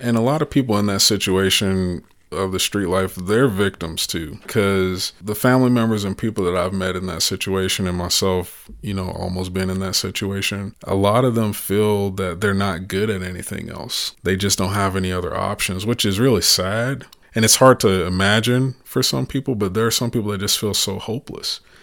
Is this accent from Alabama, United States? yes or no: yes; the Black Belt, Alabama, United States; moved away; I'm from the Black Belt, and, and the, they call it the Bible Belt too.